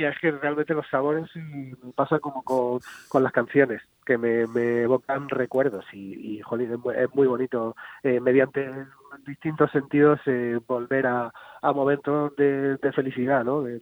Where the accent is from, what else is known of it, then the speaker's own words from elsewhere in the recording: Region of Murcia, Spain; now in Madrid, Spain; pues mucha familiaridad todo lo que ocurre en Murcia y cualquier excusa también te diré para bajar a, mi tierra para mí es bienvenida.